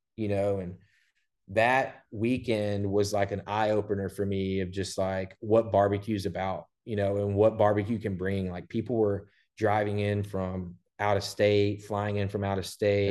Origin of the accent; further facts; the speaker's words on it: Port Neches, Texas, United States; also born or lived in Houston / Beaumont; I grew up in Port Neches, uh, went to P and G High School